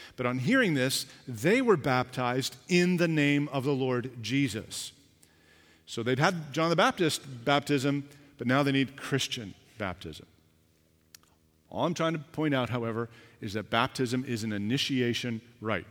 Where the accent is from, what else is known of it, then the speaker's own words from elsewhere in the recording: Canada; I was born here, I'm a Canadian